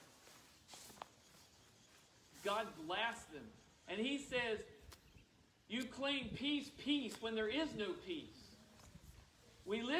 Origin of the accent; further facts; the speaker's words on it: United States; I am a Christian that happens to be an American.